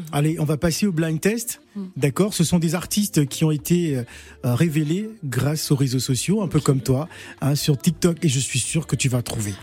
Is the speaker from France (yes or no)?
no; Gabon; je suis Gabonais